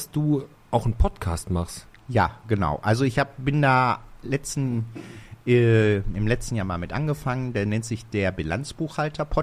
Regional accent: Bottrop, North Rhine-Westphalia, Germany; Ich bin Urbautropper. Ich bin in Bottrop geboren.

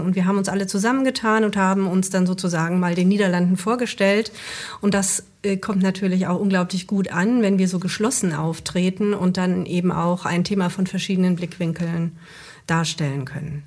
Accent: Ruhr area, North Rhine-Westphalia, Germany; bei uns im Ruhrgebiet

